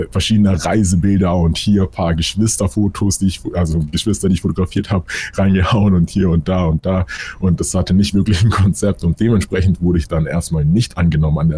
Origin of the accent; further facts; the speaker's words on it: Munich, Bavaria, Germany; weil hier in Deutschland war es immer so oder hier in München, wo ich herkomme, die Leute haben immer diesen geraden Weg im Kopf